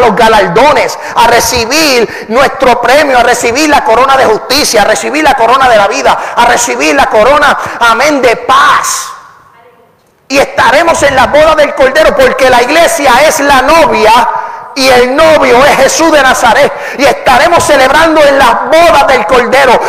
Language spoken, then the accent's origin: Spanish; Puerto Rico; soy puertorriqueño y hablo muy rápido